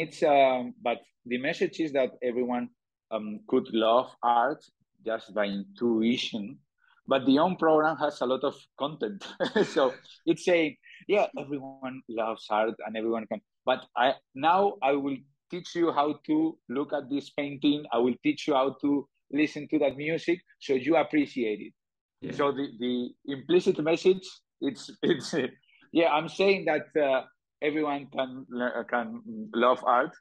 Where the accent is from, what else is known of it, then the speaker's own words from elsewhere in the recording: Spain; accent: Spanish; English is a second language; my Spanish accent